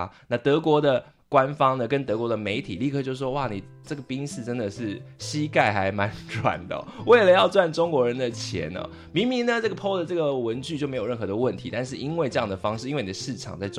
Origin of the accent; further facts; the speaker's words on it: Taiwan; 就如同我们台湾人很熟悉的嘛